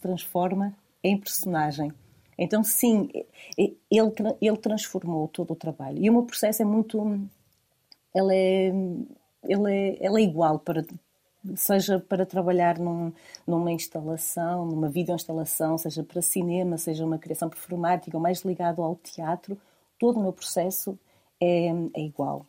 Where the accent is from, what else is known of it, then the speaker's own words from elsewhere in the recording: Vila Nova de Famalicão, Norte, Portugal; now in Porto, Portugal; toda a zona de onde eu sou, a zona do Val do Ave. Eh, eu sou de, eh, de Vila Nova de Famalicão.